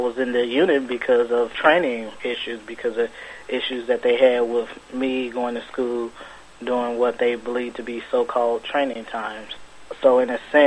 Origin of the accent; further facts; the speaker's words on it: Chicago, Illinois, United States; I was born and raised in Chicago, and I was actually 19 when I joined